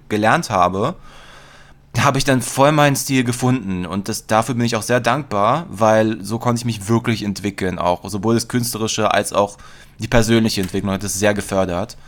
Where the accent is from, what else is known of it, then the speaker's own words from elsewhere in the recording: Berlin, Germany; bin auch in Mitte aufgewachsen